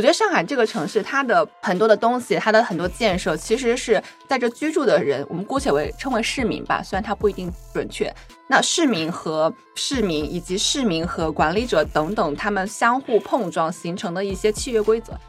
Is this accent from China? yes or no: yes; Wuhan, Hubei, China; also born or lived in Chongqing; now in Shanghai, China; 我是出生在西部嘛，我出生在重庆，然后长在武汉